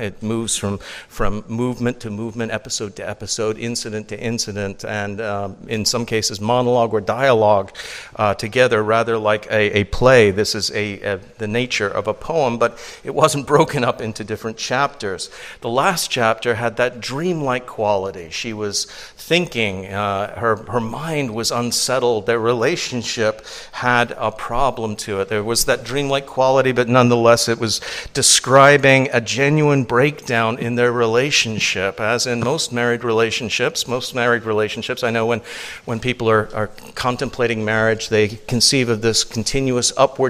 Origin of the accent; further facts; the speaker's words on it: Louisiana, United States; Are you from a foreign country? You sound like you're from a foreign country. I'm from Louisiana. That must be it. You sound French.